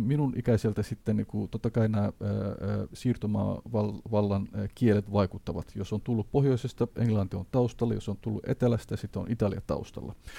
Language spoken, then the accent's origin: Finnish; Somalia; Finnish is a second language; now in Finland